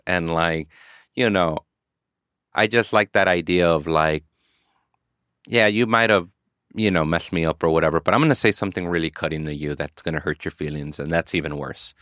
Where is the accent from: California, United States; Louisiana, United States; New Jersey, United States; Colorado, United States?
California, United States; Inglewood; also born or lived in South Central Los Angeles; I grew up in Inglewood, and then as an adult, I lived in South Central Los Angeles